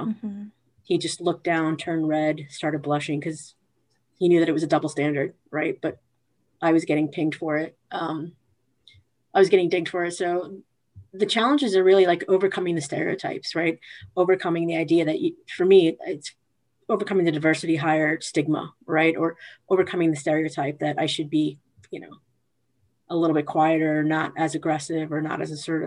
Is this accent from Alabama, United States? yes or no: no; New York City, New York, United States; moved away as an adult; now in New Jersey, United States; I'm from Queens, but I live in Jersey now